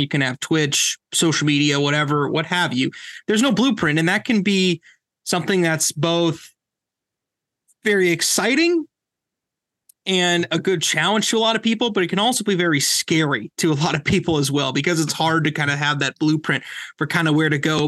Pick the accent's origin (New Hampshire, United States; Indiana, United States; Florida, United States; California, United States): Indiana, United States; moved away; I'm from Indiana originally